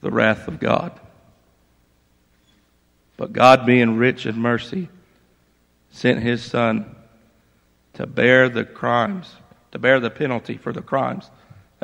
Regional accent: Laurel Fork, Virginia, United States; I grew up in Laurel Fork, and I grew up in a Christian home.

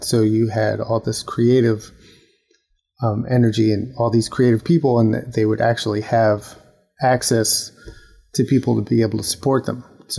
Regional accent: New York City, New York, United States; growing up in New York

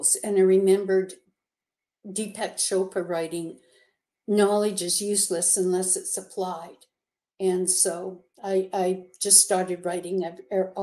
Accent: Canada; now in United States; I'm a Canadian, and I wasn't allowed to go home to see my mother, who was sick up in Canada

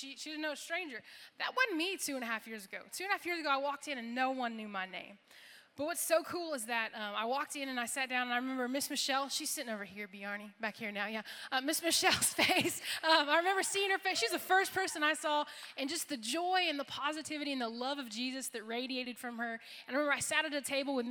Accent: Florida, United States; moved away as an adult; now in Kentucky, United States; I'm from Florida, so like super far away

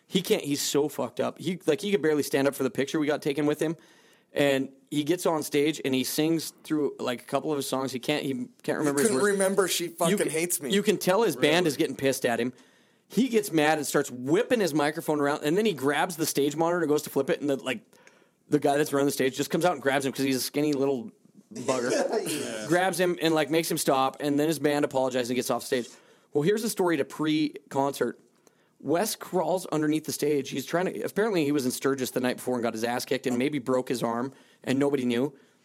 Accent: Malta; Because I came from Malta.

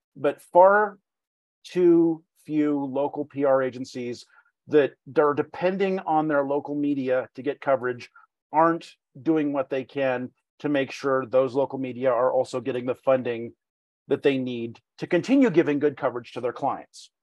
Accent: Reno, Nevada, United States; also born or lived in Palm Springs, California; this is my hometown

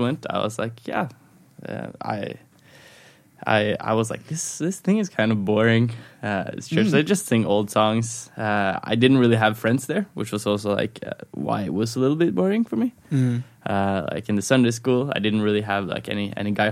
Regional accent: Skien, Telemark, Norway; now in Oslo, Norway; I grew up in a Christian home. I grew up in Skien, a city like an hour and a half away from Oslo

